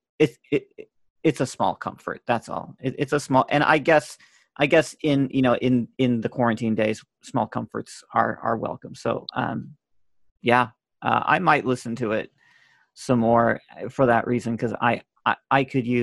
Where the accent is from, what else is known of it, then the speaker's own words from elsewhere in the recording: Tampa, Florida, United States; moved away; I'm from Tampa